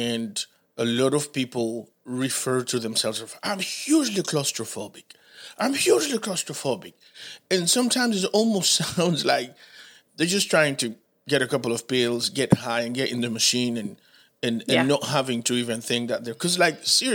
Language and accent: English; Haiti; English is a second language; now in Charlotte, United States; I'm from the Caribbean